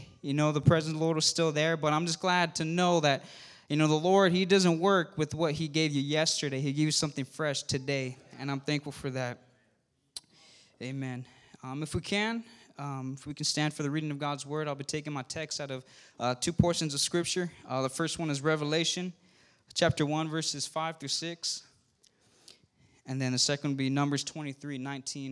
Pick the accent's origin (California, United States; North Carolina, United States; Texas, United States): California, United States; I know I'm from California